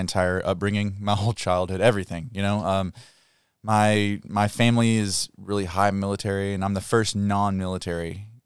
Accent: Muhlenberg County, Kentucky, United States; I'm from Kentucky

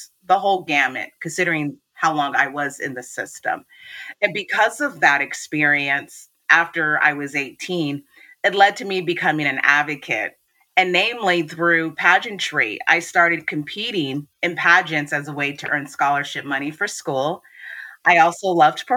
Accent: Washington, United States; I was born and raised in Washington State. I'm currently based in Seattle.

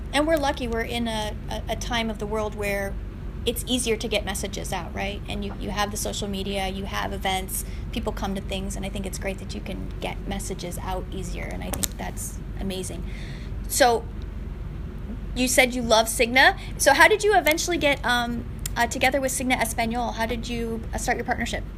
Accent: Northwest Ohio, United States; moved away as an adult; now in Arizona, United States; I grew up in the Northwest Ohio, and I moved to Arizona

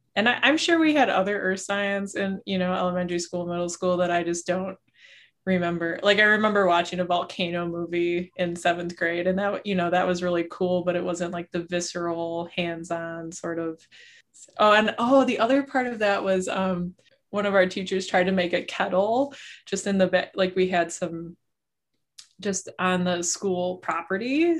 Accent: southeastern Wisconsin, United States; I grew up in Wisconsin. I'm from southeastern Wisconsin

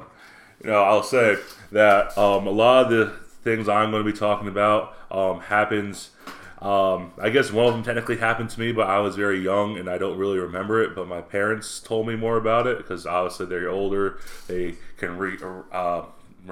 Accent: New York, United States; my hometown, up in New York, less than 1,000 people

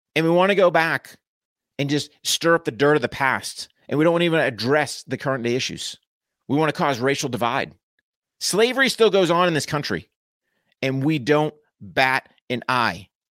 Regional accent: United States; us as American

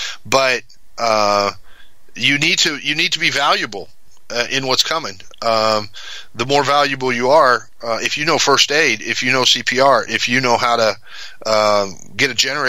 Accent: Mexico; And I grew up in Mexico. My folks are missionaries.

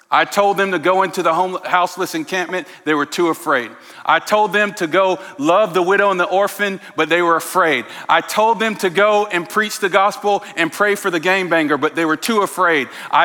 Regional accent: St. Louis, Missouri, United States; now in Portland, United States; I came to you from St. Louis.

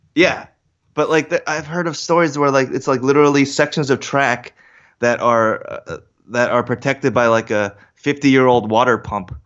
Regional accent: Katonah, New York, United States; moved away as an adult; also born or lived in Briarcliff Manor, New York / Seoul, South Korea; now in North Jersey, United States; I grew up in the Katona Lewisboro area.

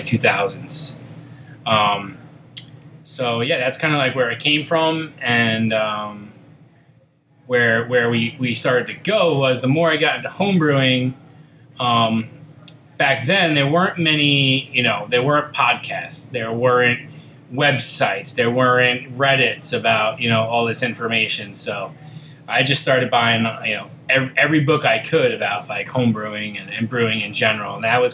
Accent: West Islip, New York, United States; I'm born and raised on Long Island and West Islip

